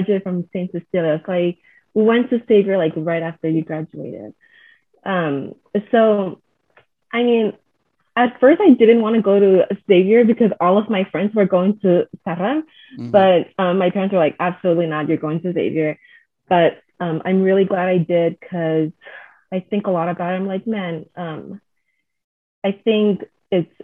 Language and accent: English; Chuuk, Micronesia; moved away as an adult; also born or lived in Yap, Micronesia / Hawaii, United States / Tennessee, United States; I'm from the islands of Chuuk and Yap, outer islands of Yap. I was born and raised in Chuuk